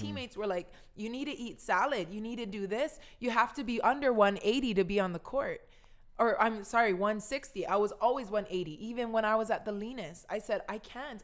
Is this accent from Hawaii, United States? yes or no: yes; Kahaluu, Hawaii, United States; moved away as an adult; also born or lived in Minnesota; I came from Kahaluu, my grandparents, my, my, I'm Chinese Hawaiian family.